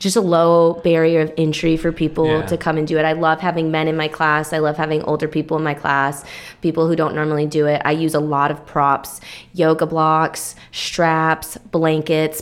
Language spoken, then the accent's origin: English; Minnesota, United States; moved away as an adult; also born or lived in Aspen, Colorado / Hawaii; now in Texas, United States; I'm from Minnesota